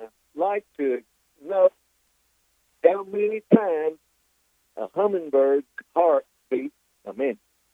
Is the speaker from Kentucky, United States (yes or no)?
yes; Greensburg, Kentucky, United States; I'm from the nearest town, Greensburg.